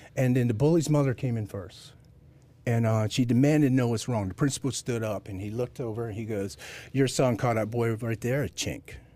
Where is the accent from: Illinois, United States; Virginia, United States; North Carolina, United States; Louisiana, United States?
North Carolina, United States; Fayetteville; I was raised in Fayetteville outside Fort Bragg